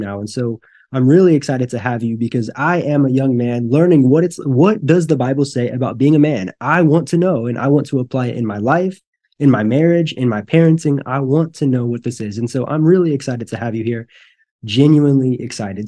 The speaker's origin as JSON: {"language": "English", "region": "Northwest Missouri", "country": "United States", "tie": "born or raised there", "moved": "yes", "lives_now": "Brazil", "said": "I grew up in Northwest Missouri, so, like, Maryville, Saint Joe"}